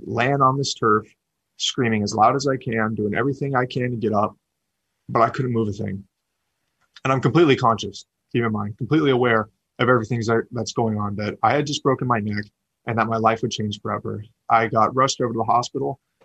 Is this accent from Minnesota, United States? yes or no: no; Sacramento, California, United States; born and raised in Sacramento